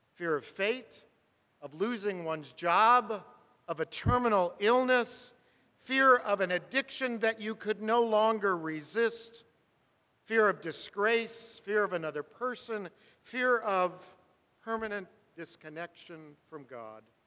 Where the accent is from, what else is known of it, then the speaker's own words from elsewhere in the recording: Burbank, California, United States; I grew up in Burbank, California, four houses up from the railroad track